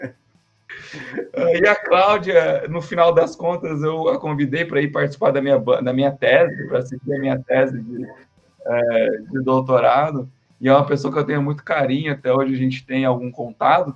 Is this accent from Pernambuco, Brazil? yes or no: no; Londrina, Paraná, Brazil; also born or lived in Maringá; eu sou natural de Londrina e passei no vestibular em Maringá